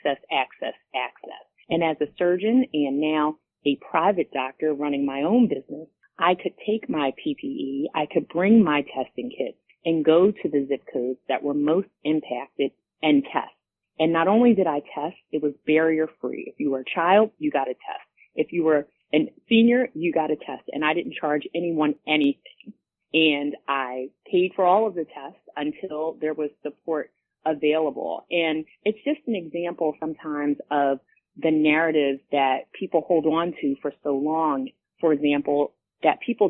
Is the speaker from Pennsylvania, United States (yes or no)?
yes; Philadelphia, Pennsylvania, United States; also born or lived in Pittsburgh, Pennsylvania / Ohio / Erie, Pennsylvania; being a child born in an impoverished area of Philadelphia in North Philly and growing up in Germantown, being educated in the public school system